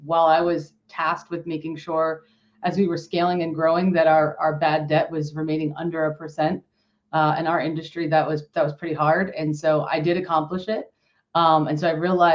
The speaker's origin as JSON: {"language": "English", "town": "Allentown", "region": "Pennsylvania", "country": "United States", "tie": "born or raised there", "said": "I'm from Pennsylvania, Allentown, Pennsylvania, not too far from Philly and not too far from New York, which is a great location. Born and raised here"}